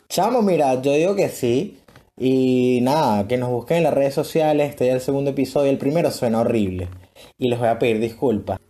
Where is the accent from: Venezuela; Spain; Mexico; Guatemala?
Venezuela; así somos los venezolanos